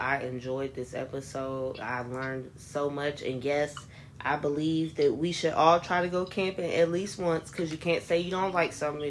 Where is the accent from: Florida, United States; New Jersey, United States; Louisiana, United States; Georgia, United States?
Florida, United States; now in Ohio, United States; I'm in Ohio, but I'm from Florida.